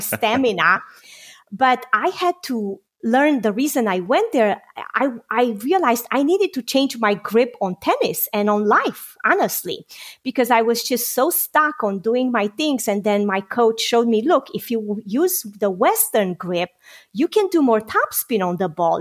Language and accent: English; Romania; moved away; I got to fight in the Romanian revolution together with my father at the age of 16.